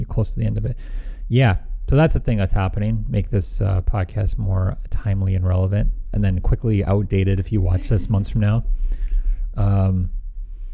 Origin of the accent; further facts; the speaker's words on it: Midwest, United States; accent: slight Midwestern; I have a slight Midwestern